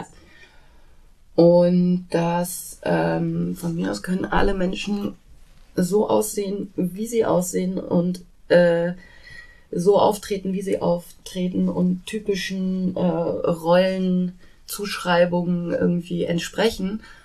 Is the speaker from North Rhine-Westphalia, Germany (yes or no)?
yes; Bielefeld, North Rhine-Westphalia, Germany; now in Hamburg, Germany; Ich komme ursprünglich aus Bielefeld